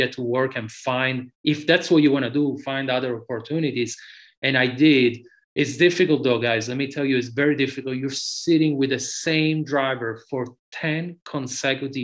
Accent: Sicily, Italy; moved away as an adult; now in United States; I grew up in tarmac in the stages in Sicily

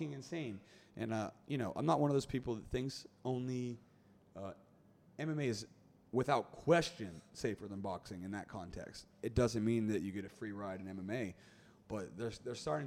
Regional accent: United States; I'm an American

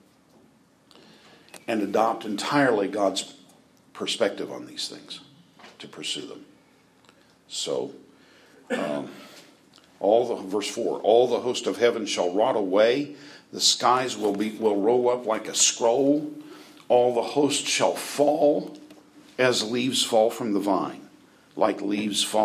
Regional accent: Britton, Oklahoma, United States; moved away; I'm from Britton, Oklahoma

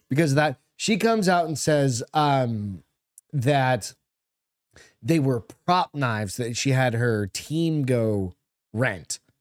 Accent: Hampton, United States; moved away; I was in Hampton

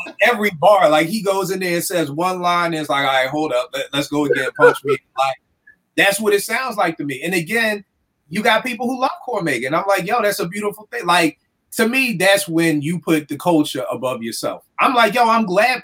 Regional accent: Philadelphia, Pennsylvania, United States; growing up in Philly

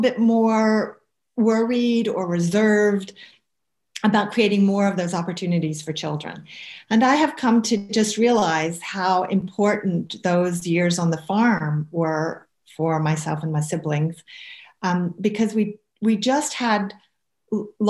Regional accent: the southern states of America, United States; accent: southern; moved away as an adult; now in Scotland, United Kingdom; I spent quite a lot of my childhood in the southern states of America, and that will be obvious from my accent

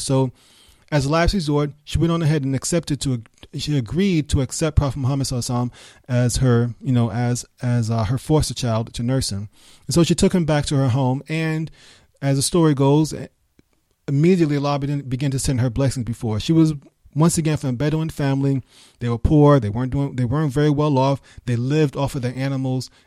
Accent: New York City, New York, United States; moved away; also born or lived in Birmingham; I was raised in New York

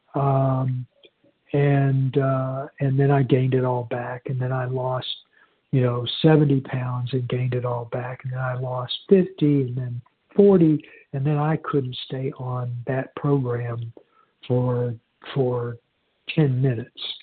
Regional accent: Houston, Texas, United States; I was born in in Houston

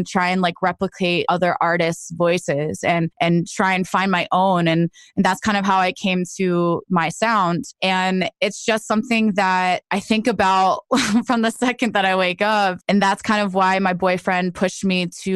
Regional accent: New Jersey, United States; also born or lived in Nashville; now in Los Angeles, United States; I grew up in New Jersey

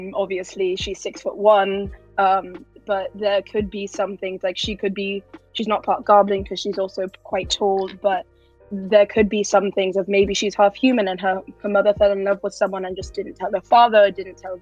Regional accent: United Kingdom; me being British

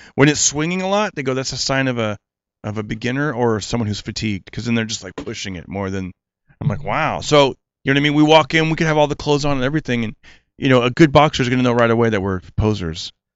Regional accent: Fresno, California, United States; my hometown

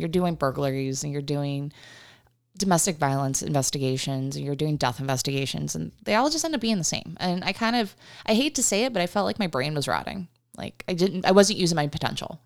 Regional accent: Uniontown, Pennsylvania, United States; moved away as an adult; now in Arizona, United States; I grew up, um, in, outside of Pittsburgh, Pennsylvania

